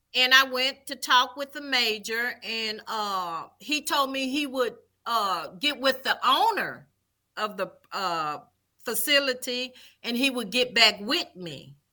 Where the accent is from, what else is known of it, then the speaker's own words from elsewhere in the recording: Vicksburg, Mississippi, United States; also born or lived in Jackson, Mississippi; I am originally from Vicksburg, Mississippi, born and raised.